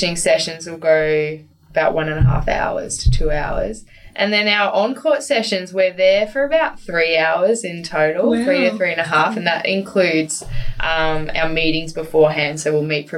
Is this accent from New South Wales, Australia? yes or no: no; Queensland, Australia; also born or lived in Victoria / Canberra; I played in lots of state teams growing up in Queensland